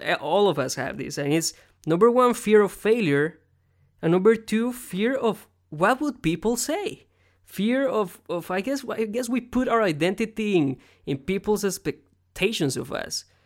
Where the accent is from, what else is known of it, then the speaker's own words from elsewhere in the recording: Costa Rica; now in United States; I was born here in America, but I grew up in Costa Rica, but I'm still an American.